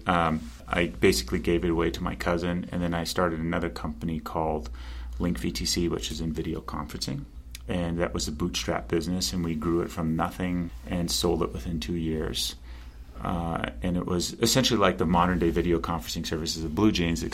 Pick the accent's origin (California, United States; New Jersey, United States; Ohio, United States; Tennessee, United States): California, United States; Pasadena; I grew up in Los Angeles, California, Pasadena, California.